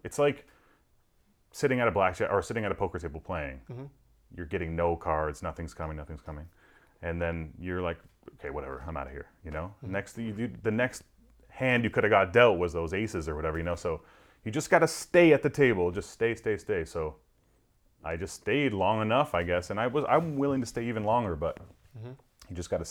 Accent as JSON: {"language": "English", "town": "Toronto", "region": "Ontario", "country": "Canada", "tie": "born or raised there", "said": "putting on the pop radio station in like my hometown of Toronto"}